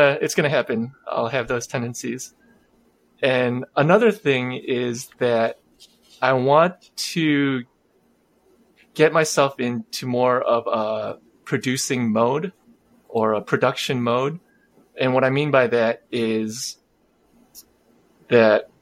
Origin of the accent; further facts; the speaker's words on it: Chicago, Illinois, United States; I am a first generation Korean American. I was born in Chicagoland.